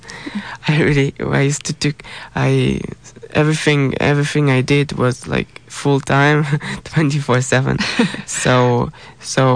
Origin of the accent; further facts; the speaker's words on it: Israel; I'm from Israel